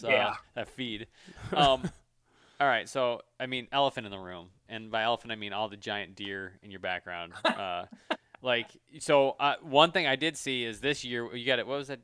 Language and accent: English; Michigan, United States; So clearly we're from Michigan